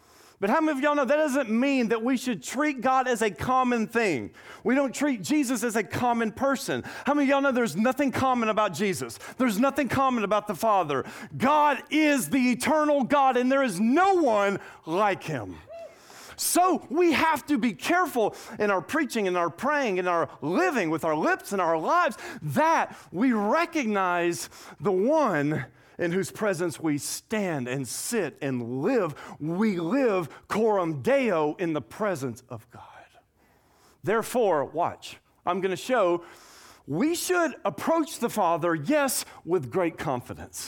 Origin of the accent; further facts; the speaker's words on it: Nashville, Tennessee, United States; moved away as an adult; also born or lived in Tuscaloosa, Alabama / Scottsdale, Arizona / McKinney, Texas; now in Acadiana, United States; born and raised in Nashville, Tennessee.